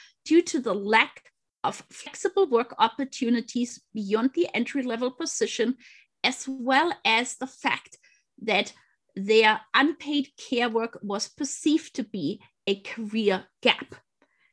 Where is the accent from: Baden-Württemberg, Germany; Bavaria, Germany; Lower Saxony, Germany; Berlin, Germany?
Bavaria, Germany; close to Munich; English is a second language; moved away as an adult; also born or lived in England; I grew up, as you mentioned, close to Munich.